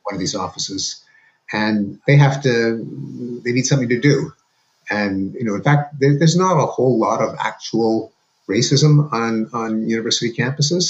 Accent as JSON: {"language": "English", "country": "Canada", "tie": "born or raised there", "moved": "as an adult", "lives_now": "United States", "said": "going to school in Canada, where I lived with my parents, as Canadians"}